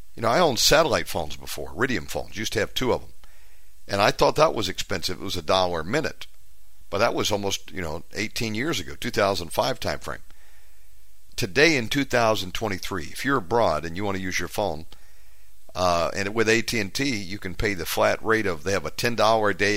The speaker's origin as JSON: {"language": "English", "country": "United States", "moved": "yes", "said": "I'm an American. I just live abroad"}